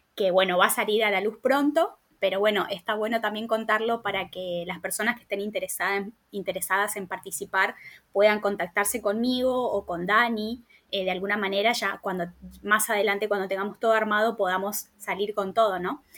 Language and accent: Spanish; Formosa, Argentina; moved away as an adult; now in Buenos Aires, Argentina; soy formoseña, vivo en Buenos Aires hace 10 años.